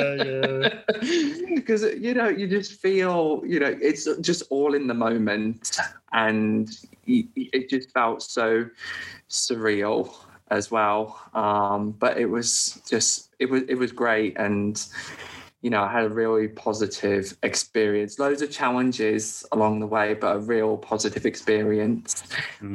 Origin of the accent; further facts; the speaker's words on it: United Kingdom; moved away as an adult; now in Australia; as a Brit